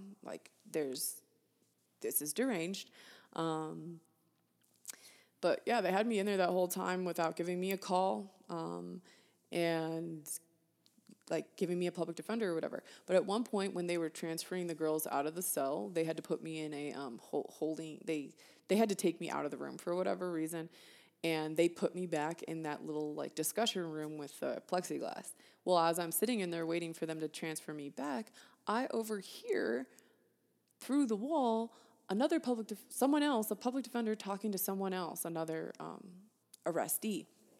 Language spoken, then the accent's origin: English; California, United States; also born or lived in Florida; So I was raised in California, but I also lived in Florida for a hot minute, and then now I live in Colorado.